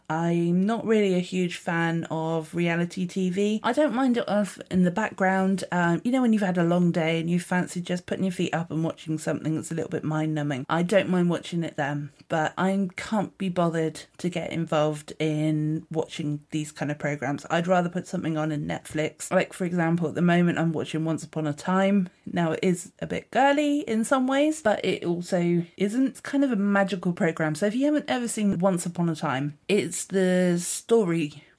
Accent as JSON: {"language": "English", "region": "South West England", "country": "United Kingdom", "accent": "Dorset", "said": "like I mentioned in my Dorset accent"}